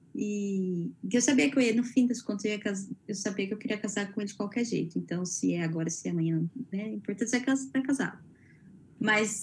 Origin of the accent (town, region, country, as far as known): Brazil; moved away